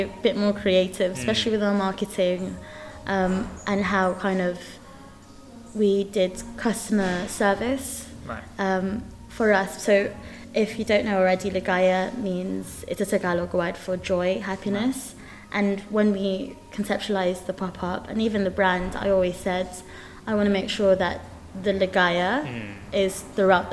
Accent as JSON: {"language": "English", "region": "London", "country": "United Kingdom", "tie": "born or raised there", "said": "I grew up in Tooting Broadway"}